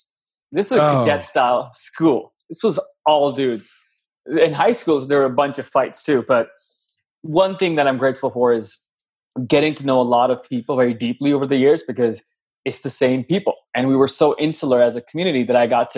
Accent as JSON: {"language": "English", "town": "Lahore", "region": "Punjab", "country": "Pakistan", "tie": "born or raised there", "moved": "as an adult", "lives_now": "United States", "said": "I was born and raised in Lahore, Pakistan. Was there when I was 0 years old till I was 19, and then I moved to the US"}